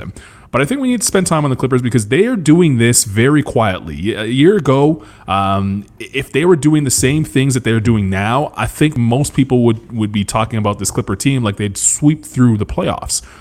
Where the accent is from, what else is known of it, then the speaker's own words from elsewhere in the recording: Canada; a kid like me growing up in Canada